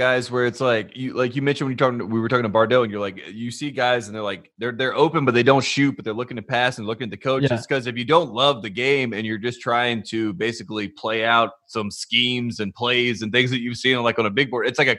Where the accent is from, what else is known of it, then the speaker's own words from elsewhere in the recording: North Carolina, United States; growing up in North Carolina